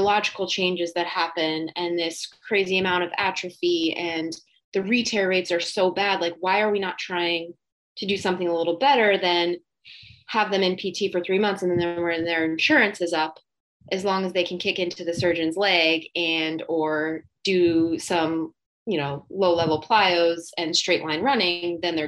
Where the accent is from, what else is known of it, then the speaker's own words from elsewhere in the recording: New Jersey, United States; I'm from New Jersey